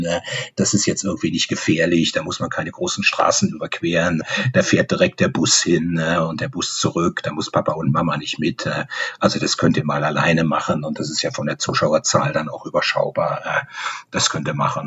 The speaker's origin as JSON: {"language": "German", "town": "Bonn", "region": "North Rhine-Westphalia", "country": "Germany", "tie": "born or raised there", "also_born_or_lived": "Rheine / Düsseldorf", "moved": "as an adult", "said": "in Bonn habe ich natürlich meine ganze Kindheit, meine ganze Jugend, die Schule und Universität verbracht"}